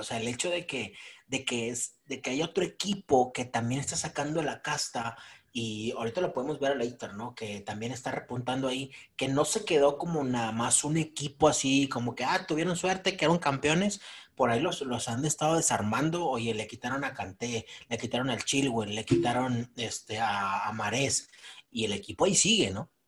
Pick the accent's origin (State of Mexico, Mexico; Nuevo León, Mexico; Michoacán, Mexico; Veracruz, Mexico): Nuevo León, Mexico; Monterrey; nosotros como regios